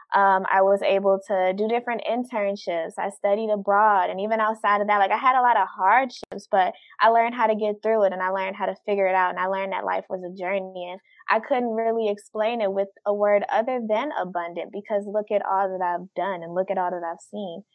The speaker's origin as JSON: {"language": "English", "town": "Detroit", "region": "Michigan", "country": "United States", "tie": "born or raised there", "said": "born and raised in Detroit"}